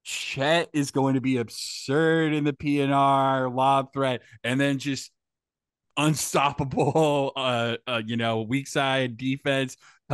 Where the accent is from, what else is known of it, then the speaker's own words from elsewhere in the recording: Washington, United States; I'm from Washington State